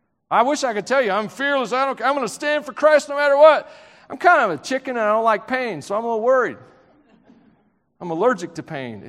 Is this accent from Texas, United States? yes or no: no; Tennessee, United States; I'm from Tennessee, so that water just freezes me rigid, man.